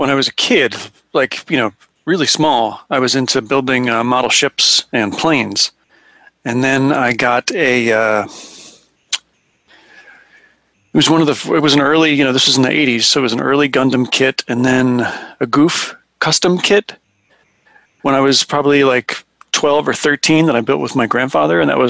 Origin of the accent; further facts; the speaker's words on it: the Poconos, Pennsylvania, United States; where I grew up in the Poconos